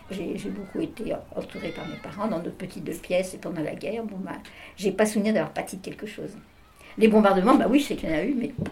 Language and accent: French; Paris, Île-de-France, France; je suis née à Paris pendant la guerre, pendant l'occupation en 41.